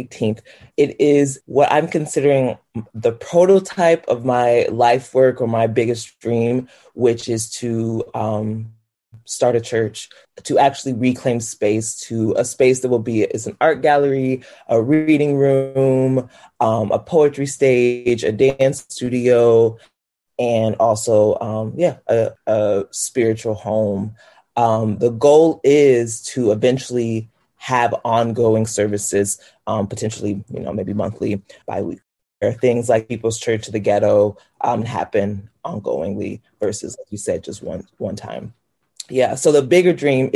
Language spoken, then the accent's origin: English; Poplar Bluff, Missouri, United States; moved away as an adult; also born or lived in Chicago; when I left my town, Poplar Bluff, Missouri is what it's called. When I moved away from Poplar Bluff to come to Chicago